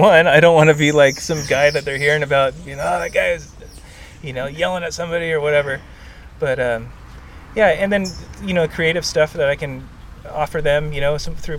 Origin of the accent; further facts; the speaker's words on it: Santa Cruz, California, United States; growing up in Santa Cruz, we're kind of in a bubble where we're not exposed to a lot of other board builders